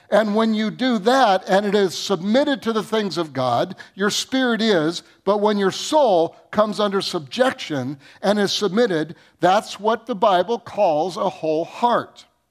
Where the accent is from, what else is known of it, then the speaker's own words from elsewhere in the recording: Michigan, United States; I grew up in Michigan